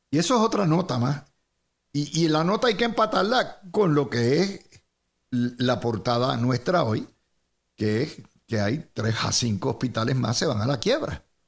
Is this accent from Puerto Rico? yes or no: yes; Cidra, Puerto Rico; mi pueblito de Sidra